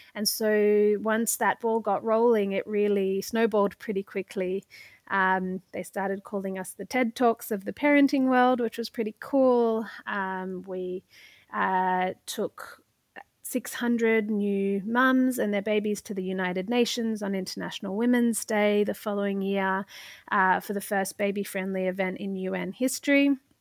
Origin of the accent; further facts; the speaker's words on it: Australia; moved away as an adult; now in New York, United States; I'm not o-, originally, uh, from New York. I came here from Australia in order to do a Masters of Public Administration.